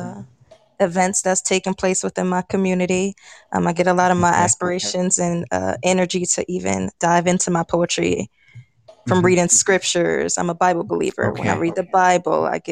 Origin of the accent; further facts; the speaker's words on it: New York City, New York, United States; now in Las Vegas, United States; I'm originally from Brooklyn, New York. However, I reside in Las Vegas now.